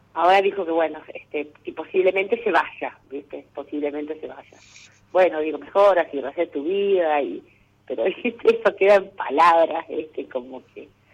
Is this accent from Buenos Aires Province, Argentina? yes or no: no; Venado Tuerto, Santa Fe, Argentina; De Venado Tuerto